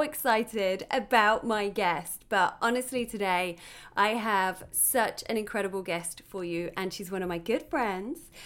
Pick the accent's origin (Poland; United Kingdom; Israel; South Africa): United Kingdom; now in Los Angeles, United States; I'm a British T V host, actor and comedian living in L